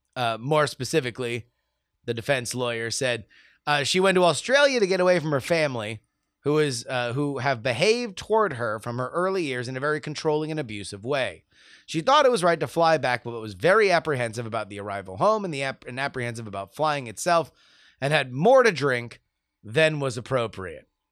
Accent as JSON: {"language": "English", "region": "South Florida", "country": "United States", "moved": "yes", "lives_now": "West Coast, United States", "said": "I am from South Florida"}